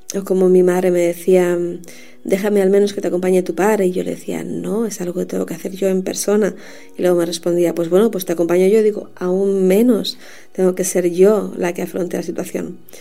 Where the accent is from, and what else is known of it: Canary Islands, Spain; born or raised there; also born or lived in Madrid